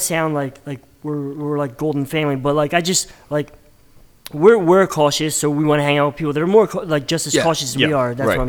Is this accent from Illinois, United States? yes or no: no; Bristol, Pennsylvania, United States; we grew up in Bristol Borough, so it was small.